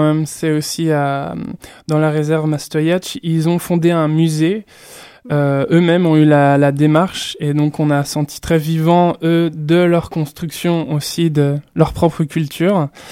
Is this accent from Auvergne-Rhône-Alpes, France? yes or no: no; Burgundy, Bourgogne-Franche-Comté, France; Je viens de Bourgogne en plus, donc j'ai un certain rapport au vin